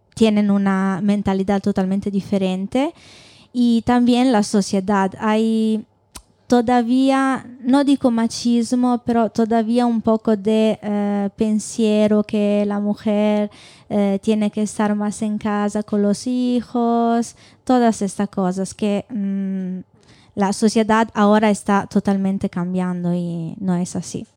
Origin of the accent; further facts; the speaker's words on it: Italy; Spanish is a second language; moved away as an adult; now in Burgos, Spain; vengo de Italia, he estudiado en Italia, y ahora estoy haciendo el doctorado aquí en España